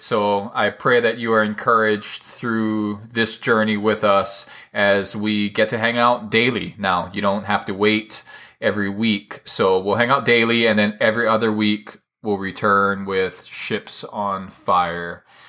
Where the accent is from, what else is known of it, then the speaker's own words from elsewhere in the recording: Hawaii, United States; I was kind of always the smallest kid around, uh, growing up in Hawaii.